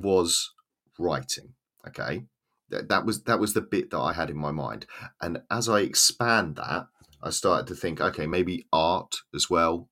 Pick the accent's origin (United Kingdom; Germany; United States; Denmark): United Kingdom; Southern England; accent: Southern English, estuary; now in Swansea, United Kingdom; has my accent, a kind of Southern English, kind of estuary accent